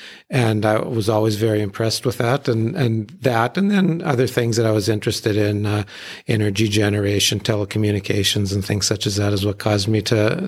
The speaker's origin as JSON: {"language": "English", "town": "Hazen", "region": "North Dakota", "country": "United States", "tie": "born or raised there", "said": "growing up in the Hazen area and ranching there, I'm right in kind of the heart of coal country."}